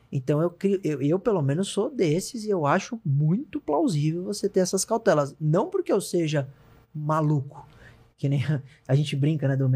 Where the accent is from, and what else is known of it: Brazil